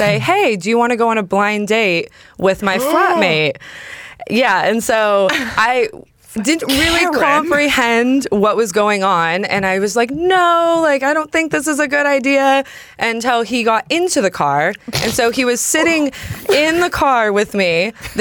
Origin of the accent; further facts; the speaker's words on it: Napa, California, United States; I'm from California. I'm from a place called Napa, which is wine country